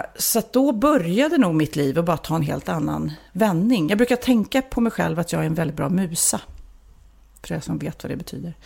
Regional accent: Lidingö, Stockholm County, Sweden; jag var ju en liten udda fågel här på Lidingö där jag växte upp

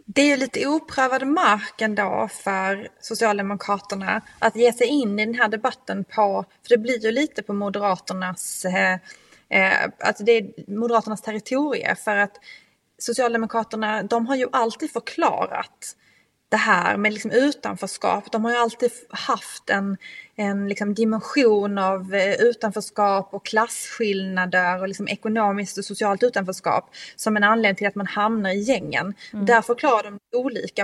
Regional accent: Skåne, Sweden; min hembygd från Österlen

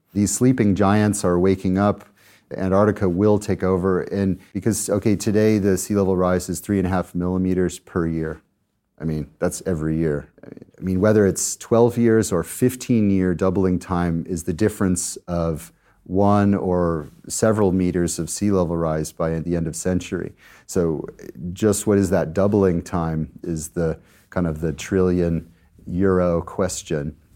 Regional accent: Colorado, United States; my home state of Colorado in the US

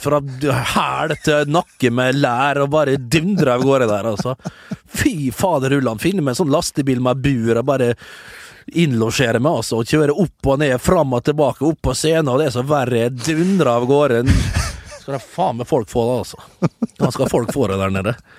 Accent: Vestnes, Møre og Romsdal, Norway; jeg kommer jo fra en gammel skipsbyggerkommune, eh, og vi bygger jo båter som det er stand etter den dag i dag. En utrolig stolt uh, skipskultur, uh, tradisjon, uh, oppe med oss på Vestnes

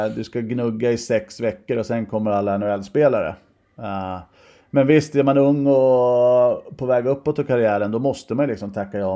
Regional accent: Stockholm, Stockholm County, Sweden; also born or lived in Huddinge; Jag är ju från Sätra så jag är ju Mälarhöjden Breding bo från början

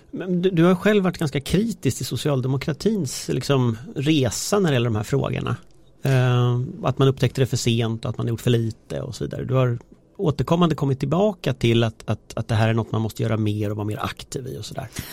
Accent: Gothenburg, Västra Götaland, Sweden; jag är ändå från Göteborg

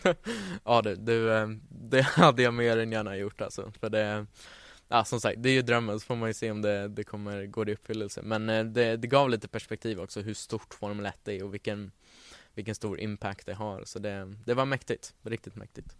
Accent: Stockholm, Stockholm County, Sweden; född och uppvuxen här i Stockholm

